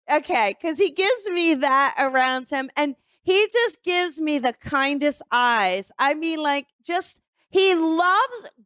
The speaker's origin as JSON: {"language": "English", "town": "Newark", "region": "Delaware", "country": "United States", "accent": "East Coast", "said": "No, actually, I'm from Newark, Delaware."}